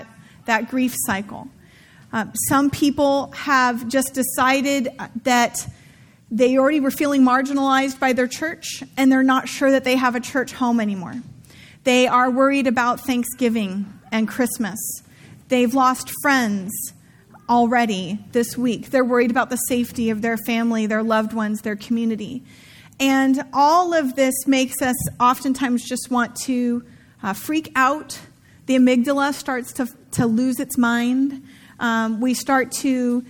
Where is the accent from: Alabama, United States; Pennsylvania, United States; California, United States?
California, United States; Santa Rosa; where I grew up in Santa Rosa